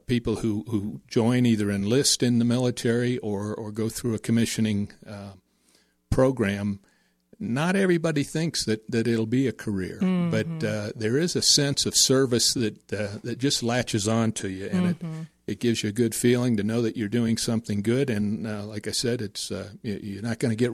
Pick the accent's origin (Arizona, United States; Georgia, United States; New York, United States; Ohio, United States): Ohio, United States; Kent; moved away as an adult; I grew up in Ohio, Northeast Ohio at Kent State University